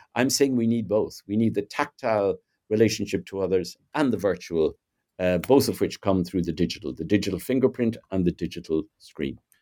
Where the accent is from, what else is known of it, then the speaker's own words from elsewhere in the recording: Ireland; I'm Irish, uh, born in Southern Ireland in, uh, the nineteen fifties. Um, grew up in a pretty conservative, you know, sort of Catholic, uh, nationalist culture